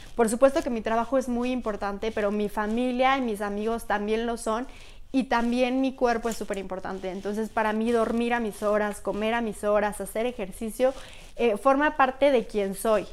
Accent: Pachuca, Hidalgo, Mexico; moved away as an adult; also born or lived in Querétaro; now in Mexico City, Mexico; soy de Pachuca, he vivido casi toda mi vida en Pachuca

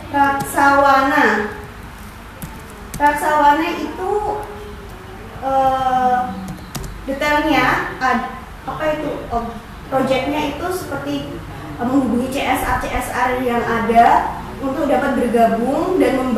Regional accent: Pati, Central Java, Indonesia; Perkenalkan … saya berasal dari Pati. Saya anak ketiga dari tiga bersaudara.

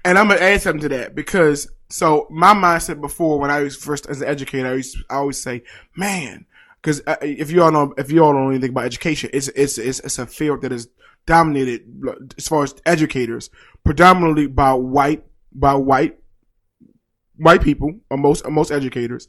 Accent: Baltimore, Maryland, United States; I grew up in Baltimore

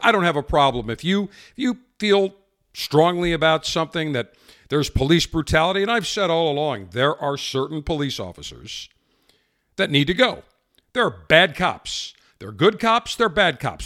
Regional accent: Buffalo, New York, United States; my hometown of Buffalo

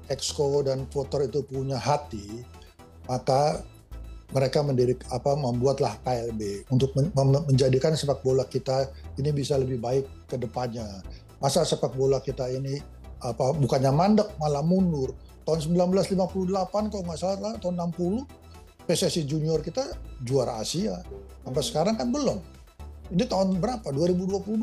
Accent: West Java, Indonesia; Saya juga orang Sunda, nggak pernah ngurus Persib gitu loh Mbak.

